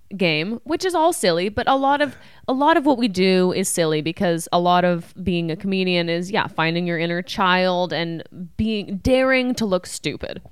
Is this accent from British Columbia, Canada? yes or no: no; Ottawa, Ontario, Canada; moved away; I'm from Canada." He's like, "Where?" I'm like, "Ottawa."